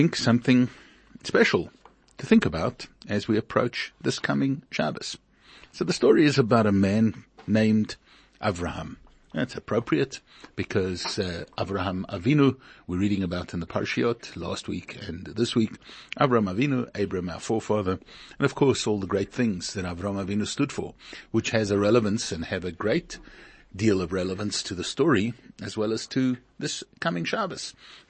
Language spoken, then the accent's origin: English; Hungary; also born or lived in Beersheba, Israel; I was born in 1927 in Hungary. I'm a Hungarian Jew. And in 1944, we were deported by the Germans, by the Nazis.